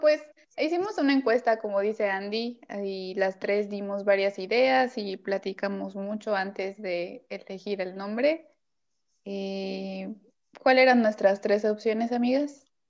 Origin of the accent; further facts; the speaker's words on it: Veracruz, Mexico; also born or lived in Puebla; now in Mérida, Mexico; yo soy de Veracruz, viví en la ciudad del Camote, o sea, en Puebla, y ahora estoy en la ciudad de las Marquesitas